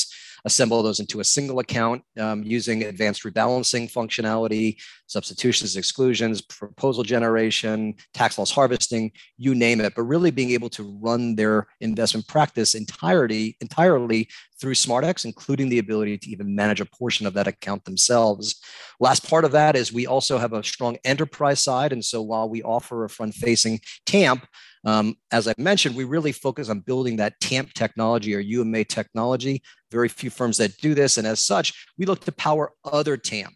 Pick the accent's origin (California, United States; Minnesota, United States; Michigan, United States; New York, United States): New York, United States; moved away as an adult; also born or lived in Manhattan, New York; now in West Palm Beach, United States; growing up in New York my whole life